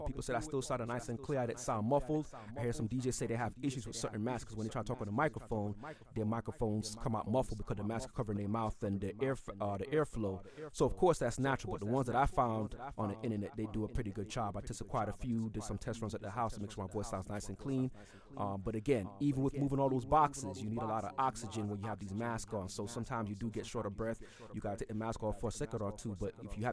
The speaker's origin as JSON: {"language": "English", "town": "New York City", "region": "New York", "country": "United States", "also_born_or_lived": "Florida", "moved": "yes", "lives_now": "Atlanta, United States", "said": "I'm DJing from Atlanta, Georgia, originally from Brooklyn, New York. But I live in Atlanta now. I used to live in Florida, but again, I reside in Atlanta now"}